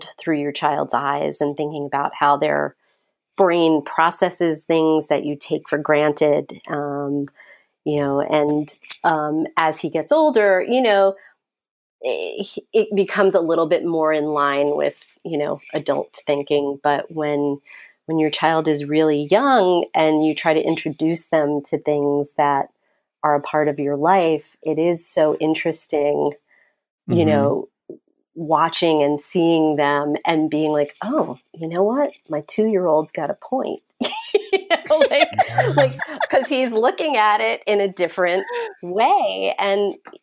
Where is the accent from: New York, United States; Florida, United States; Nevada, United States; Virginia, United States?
New York, United States; New York City; growing up in Brooklyn, New York